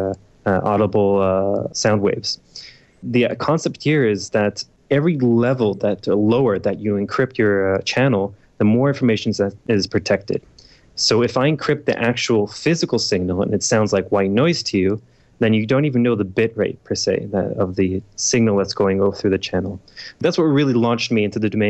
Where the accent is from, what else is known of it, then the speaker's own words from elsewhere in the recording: Toronto, Ontario, Canada; moved away as an adult; now in Israel; I came from Toronto, Canada. I was born there, and I moved to Israel when I was about 18 years old